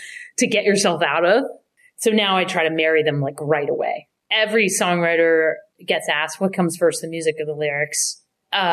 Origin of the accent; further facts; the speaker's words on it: United States; moved away as an adult; also born or lived in Canada; now in New York, United States; I had moved from Canada. I'm American, but I'd lived up there working, playing music